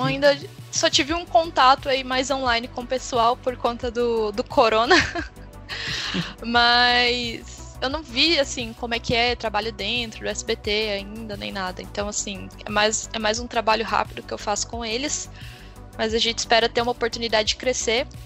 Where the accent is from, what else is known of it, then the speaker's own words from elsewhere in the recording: Uberlândia, Minas Gerais, Brazil; eu sou de Uberlândia, né? Minas Gerais